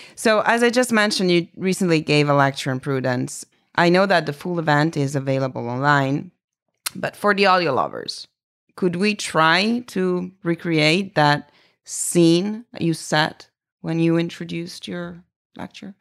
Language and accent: English; Italy; English is a second language; moved away; I'm from Italy, meaning I was really born there